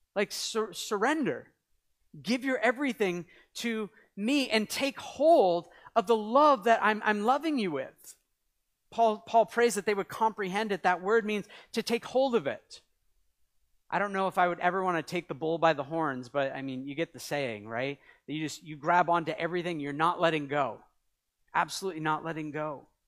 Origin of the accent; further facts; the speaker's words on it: New England, United States; also born or lived in Canada; I'm from New England. Wicked. We say wicked all the time. It comes out sometimes